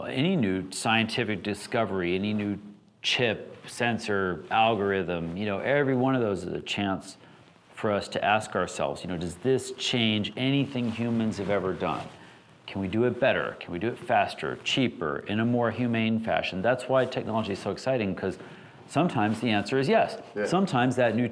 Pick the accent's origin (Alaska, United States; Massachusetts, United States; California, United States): Alaska, United States; I grew up in Alaska